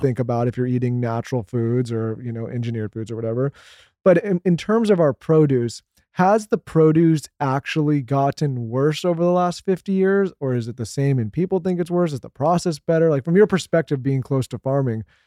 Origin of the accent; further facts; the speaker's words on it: California, United States; moved away; I grew up in California